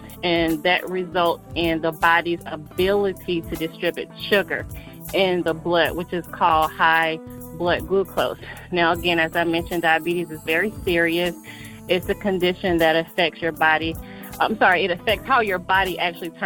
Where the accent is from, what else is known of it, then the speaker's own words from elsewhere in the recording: Atlanta, Georgia, United States; I'm from Atlanta, Georgia. I like to say I'm a true Georgia peach.